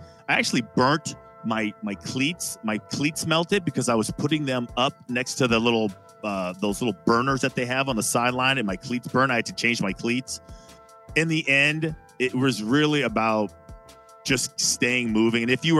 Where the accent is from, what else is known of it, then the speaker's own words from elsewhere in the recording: West Coast, United States; moved away; also born or lived in Colorado; I am from the West Coast. I played in Colorado, but I am not used to the cold